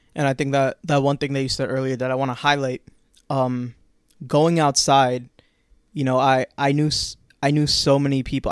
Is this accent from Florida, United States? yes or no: yes; Orlando, Florida, United States; Orlando, my hometown.